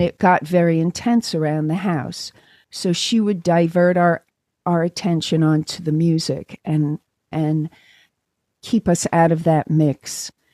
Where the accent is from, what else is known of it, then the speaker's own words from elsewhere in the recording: New York City, New York, United States; moved away as an adult; also born or lived in London / California; now in Los Angeles, United States; I grew up in New York and in, uh, in Brooklyn. I was born in Brooklyn